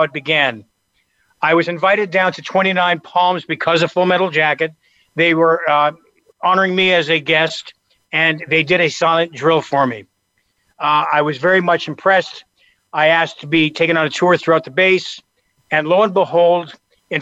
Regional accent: Canada; moved away as an adult; now in United States; I came from Canada originally. I've been here since I was 20 years old.

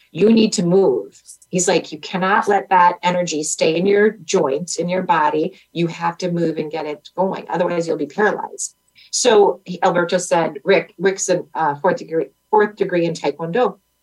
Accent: Wisconsin, United States; we're from Wisconsin

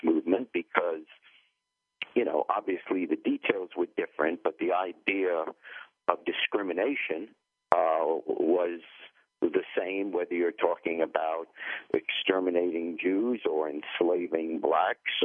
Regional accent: New York, United States; accent: thick New York or Eastern accent; moved away as an adult; also born or lived in England / Cincinnati, Ohio; I grew up in New York

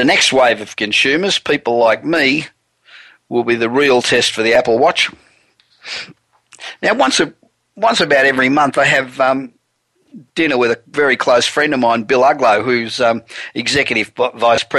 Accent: Australia; moved away as an adult; now in United States; I'm originally Australian, coming here 27 years ago

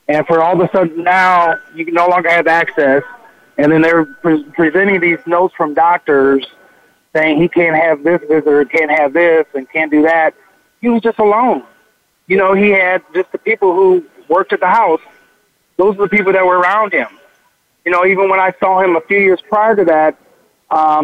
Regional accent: Peoria, Illinois, United States; born or raised there; moved away

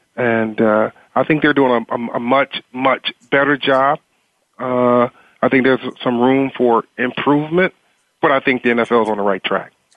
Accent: Eastern North Carolina, United States; growing up in Eastern North Carolina, uh, in a very socially and economically deprived area

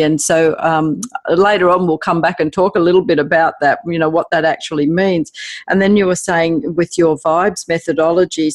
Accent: Australia; accent: Aussie; my Aussie accent

